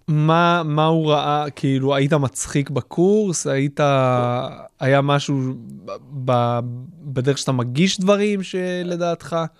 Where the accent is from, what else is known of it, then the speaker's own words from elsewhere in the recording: Haifa, Haifa District, Israel; כשאני גדלתי באזור חיפה